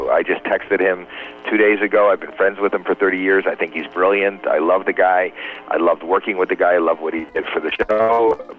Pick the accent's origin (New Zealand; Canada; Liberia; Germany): Canada; now in United States